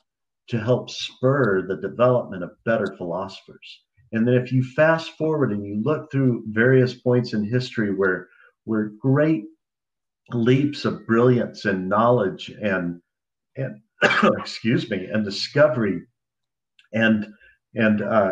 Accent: Dallas, Texas, United States; Dallas, Texas, my hometown

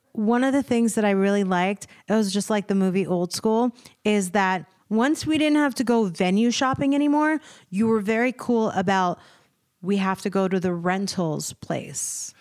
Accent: United States; also born or lived in Virginia; I was born in America and I was raised here

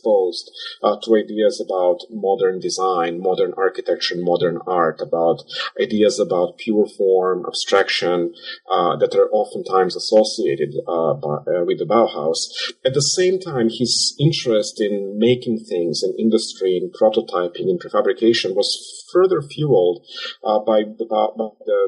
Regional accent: Belgrade, Serbia; moved away as an adult; also born or lived in Chicago; I myself was born and raised in Serbia, in Belgrade, where I was educated and trained and also practiced

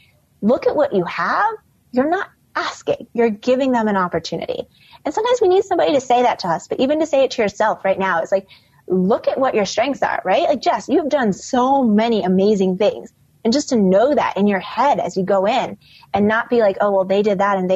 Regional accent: Midwest, United States; now in New York, United States; I grew up in the Midwest.

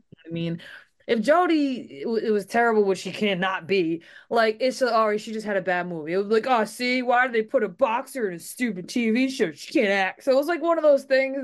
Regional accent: Rhode Island, United States; growing up in Rhode Island, I will say I had a lot of training for the nor'easters that we get

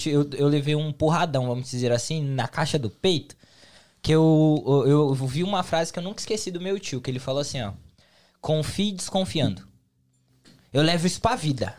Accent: São Paulo, Brazil; now in United States; São Paulo, capital

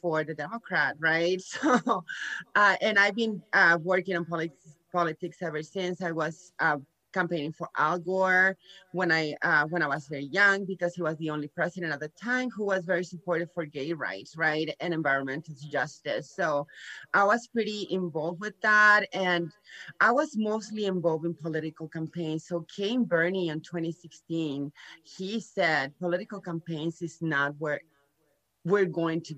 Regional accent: Nuevo Laredo, Tamaulipas, Mexico; born or raised there; moved away; also born or lived in San Antonio, Texas

